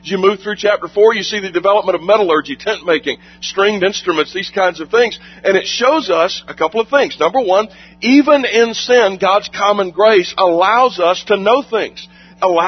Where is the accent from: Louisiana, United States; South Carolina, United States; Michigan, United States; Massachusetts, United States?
South Carolina, United States; moved away; my home state of South Carolina